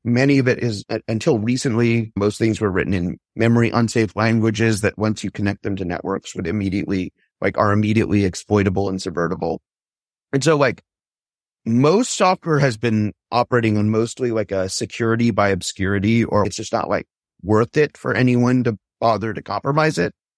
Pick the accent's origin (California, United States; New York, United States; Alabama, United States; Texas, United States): California, United States; Palo Alto; I grew up in Palo Alto